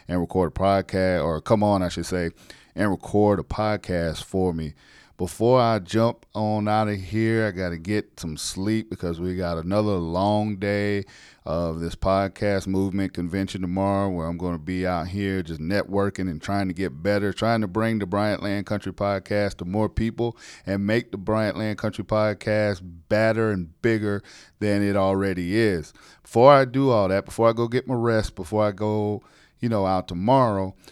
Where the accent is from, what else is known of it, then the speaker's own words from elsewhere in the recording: South Carolina, United States; moved away; South Carolina, in my home state.